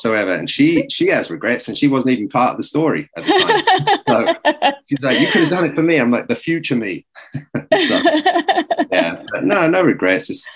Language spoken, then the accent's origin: English; England, United Kingdom; moved away as an adult; also born or lived in New York City; I was a kid from England